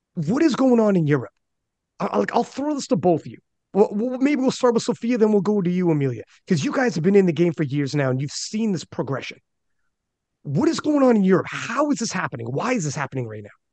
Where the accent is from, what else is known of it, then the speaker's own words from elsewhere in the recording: Canada; I'm Canadian